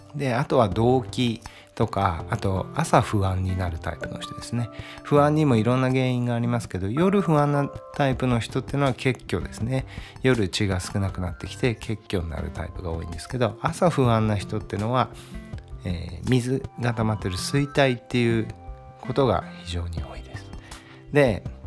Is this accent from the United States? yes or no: no; Brazil; 僕もブラジル生まれなんで